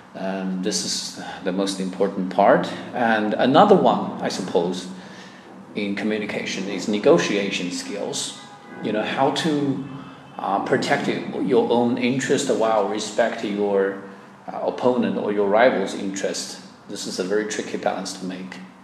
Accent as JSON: {"language": "English", "town": "Chenzhou", "region": "Hunan", "country": "China", "tie": "born or raised there", "second_language": "English", "moved": "as an adult", "lives_now": "Changsha, China", "said": "the name of my hometown is called Chenzhou"}